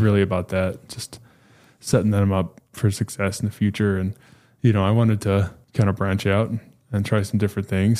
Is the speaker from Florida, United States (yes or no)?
no; New Mexico, United States; moved away as an adult; now in Dallas-Fort Worth, United States; I was born and raised in New Mexico.